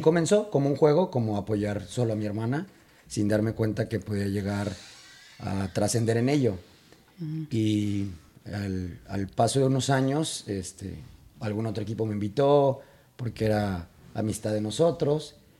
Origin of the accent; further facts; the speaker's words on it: Guadalajara, Jalisco, Mexico; Soy de Guadalajara, vengo de México evidentemente